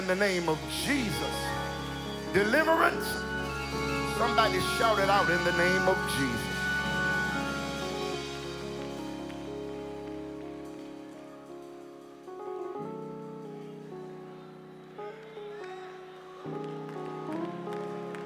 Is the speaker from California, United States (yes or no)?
yes; California, United States; I'm from California, and it is not as cold in L.A. as it is here